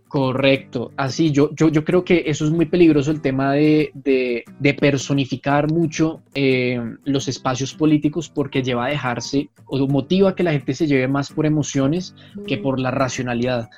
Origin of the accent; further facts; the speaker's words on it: Colombia; en mi país